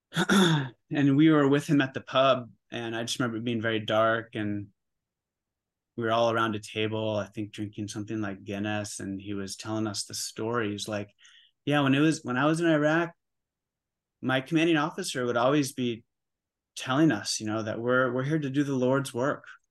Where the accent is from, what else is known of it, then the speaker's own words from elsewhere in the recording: Oregon, United States; moved away as an adult; also born or lived in New York City; I grew up in Oregon. I'm back home in Oregon